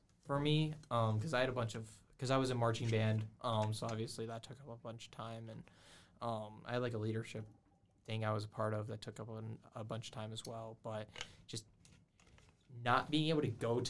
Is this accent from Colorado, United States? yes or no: no; Georgia, United States; moved away; I'm from Georgia, so obviously we have MomoCon.